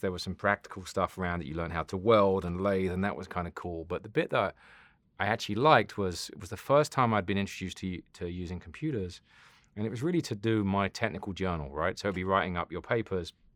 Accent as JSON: {"language": "English", "region": "South West England", "country": "United Kingdom", "tie": "born or raised there", "moved": "yes", "said": "I grew up in England. Um, Southwest England"}